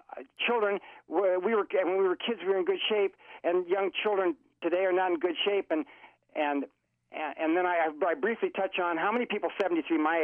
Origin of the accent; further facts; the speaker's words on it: Florida, United States; I'm from Florida